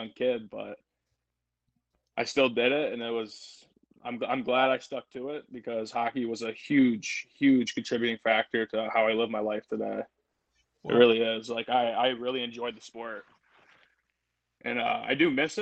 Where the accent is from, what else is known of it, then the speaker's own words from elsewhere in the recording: Toledo, Ohio, United States; I grew up in Toledo. You know, I grew up kind of towards the Toledo Zoo on the Anthony Wayne Trail right over there